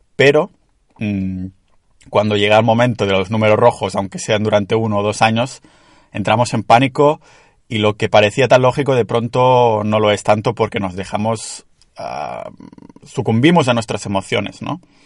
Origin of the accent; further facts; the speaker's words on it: Catalonia, Spain; accent: Catalan; tengo un acento catalán que te flipas